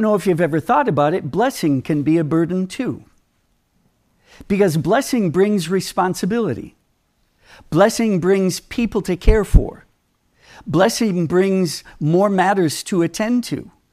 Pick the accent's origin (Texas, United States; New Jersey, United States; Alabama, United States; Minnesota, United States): Minnesota, United States; Minneapolis; I grew up in Minnesota